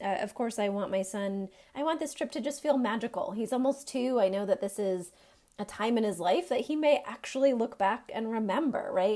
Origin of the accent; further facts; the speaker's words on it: Maine, United States; moved away as an adult; now in North Carolina, United States; I am from Maine